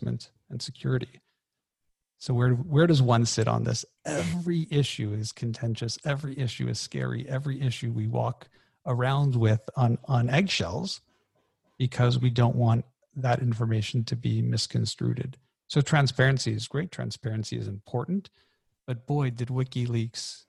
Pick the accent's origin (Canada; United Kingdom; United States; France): Canada; I'm Canadian